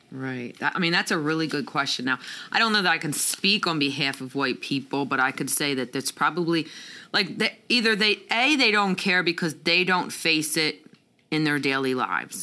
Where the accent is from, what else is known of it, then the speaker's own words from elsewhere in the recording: Pennsylvania, United States; moved away as an adult; now in Atlanta, United States; I'm from Pennsylvania. I moved to Atlanta what four years ago now